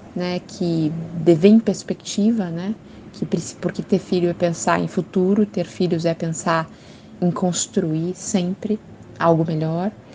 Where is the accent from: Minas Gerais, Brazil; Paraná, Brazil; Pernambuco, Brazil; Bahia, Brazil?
Paraná, Brazil; Curitiba; sou de Curitiba, moro em Curitiba nesse momento